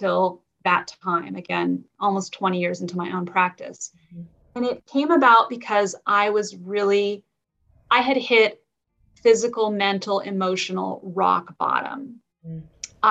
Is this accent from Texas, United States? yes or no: no; Marin, California, United States; also born or lived in Santa Barbara; Marin, which was where I had grown up. So I just landed back in my hometown